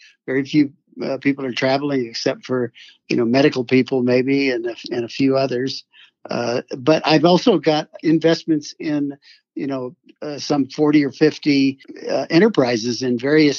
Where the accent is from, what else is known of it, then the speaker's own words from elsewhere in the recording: a little town in Michigan, United States; So I grew up in the Midwest, sure. A little town in Michigan.